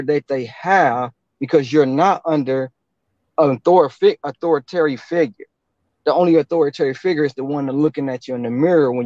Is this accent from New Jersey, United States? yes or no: no; Detroit, Michigan, United States; I'm originally from Detroit